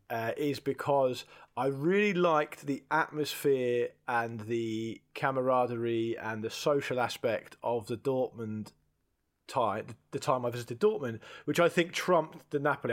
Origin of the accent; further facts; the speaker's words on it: United Kingdom; being British